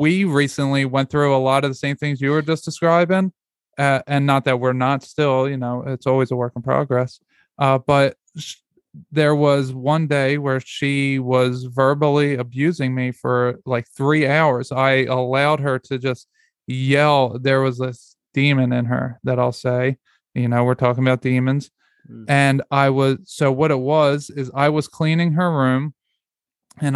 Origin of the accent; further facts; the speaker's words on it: Philadelphia, Pennsylvania, United States; moved away as an adult; now in Georgia, United States; we live in Georgia. We moved 750 miles away from Philadelphia, where we're from